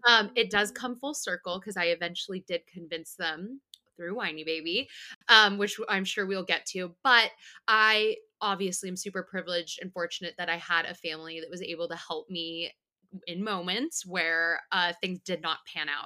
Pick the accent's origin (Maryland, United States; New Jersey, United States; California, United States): California, United States; Bakersfield; moved away; I am from Bakersfield, California